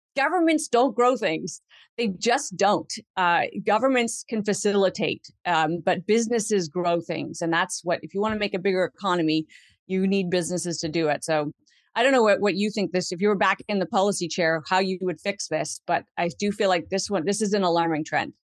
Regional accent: Canada; as a Canadian citizen who wants to continue to live in the country

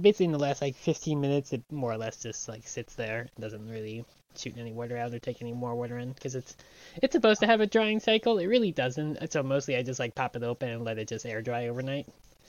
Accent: New York, United States; also born or lived in Pennsylvania / Illinois; which was always what I had to do like growing up in New York, and then later on in like Pennsylvania and Illinois.

